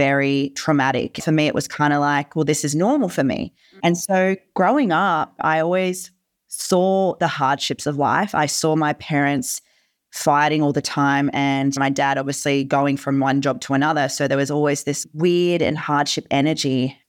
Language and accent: English; Germany; born there; First of all, I wasn't born in Australia. I was born in Germany.